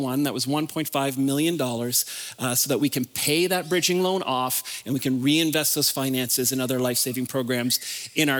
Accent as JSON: {"language": "English", "region": "the Maritimes", "country": "Canada", "moved": "yes", "said": "I'm originally from the Maritimes, so I'm gonna say some things that are different and funny, like park and car"}